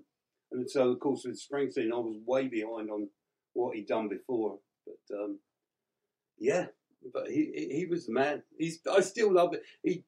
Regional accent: England, United Kingdom; accent: English; I was living in England. I was born and raised in England.

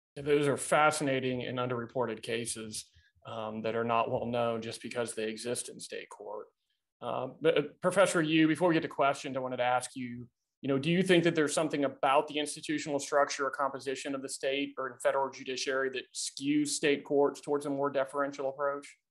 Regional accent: Tennessee, United States; my home state of Tennessee

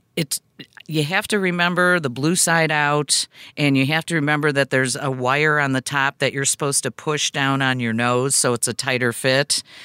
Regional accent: United States; I'm still an American 'cause I was born here

